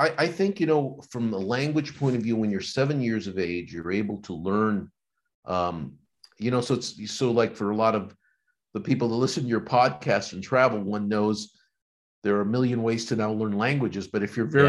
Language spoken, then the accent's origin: English; Los Angeles, California, United States; first language Spanish; English is a second language; also born or lived in Argentina; now in Santa Barbara, United States; From Argentina. I was born in Argentina, and when things were not going well for my parents, and I was 7, and my brother was 11 years of age, and we immigrated here with a sponsor. And had kind of the real kind of like immigrants of all types today upbringing, and in Los Angeles area